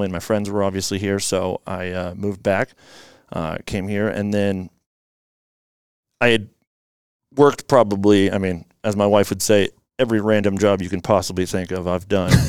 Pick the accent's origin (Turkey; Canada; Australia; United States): United States; Issaquah, Washington; also born or lived in Spokane; I grew up in Issaquah here, went to Issaquah High School